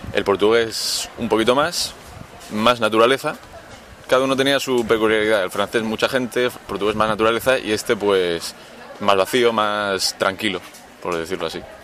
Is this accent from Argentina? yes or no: no; Cartagena, Region of Murcia, Spain; tengo 19 años y soy de Cartagena. En Murcia.